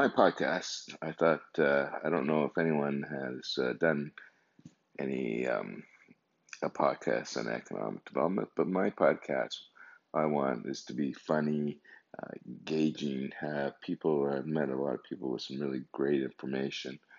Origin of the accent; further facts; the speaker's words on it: Calgary, Alberta, Canada; also born or lived in Lahore, Pakistan / Montreal; I'm 55 years old, originally from Calgary. Well, no, actually, I was born in Pakistan, Lahore, Pakistan